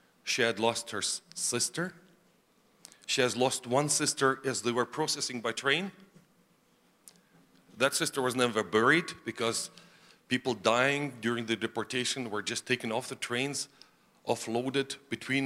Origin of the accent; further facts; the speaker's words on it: Karaganda, Karaganda Region, Kazakhstan; moved away; I was born in the Soviet Union, as Ed has said, in an area not fit for human life